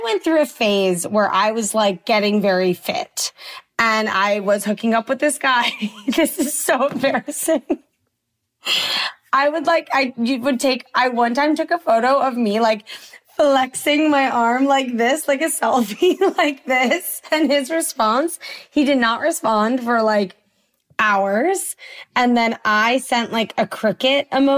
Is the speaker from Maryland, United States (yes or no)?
no; Washington, District of Columbia, United States; I grew up in Washington, D.C.